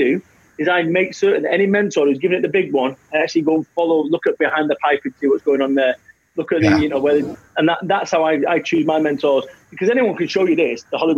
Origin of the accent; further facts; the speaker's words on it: Salford, North West England, United Kingdom; I am from Salford, Manchester.